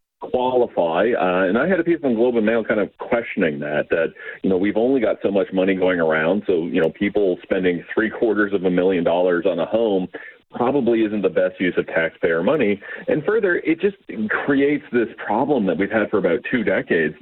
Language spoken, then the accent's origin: English; London, Ontario, Canada; my hometown of London, Ontario